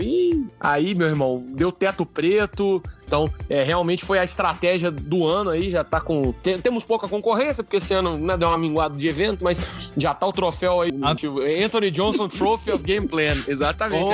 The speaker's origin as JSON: {"language": "Portuguese", "town": "Divinópolis", "region": "Minas Gerais", "country": "Brazil", "said": "eu sou de Divinópolis, no interior de Minas Gerais"}